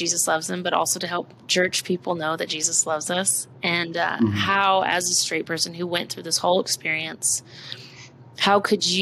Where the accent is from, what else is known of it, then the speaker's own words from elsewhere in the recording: Austin, Texas, United States; also born or lived in Amarillo, Texas; I grew up in Austin, Texas, and then we moved to Amarillo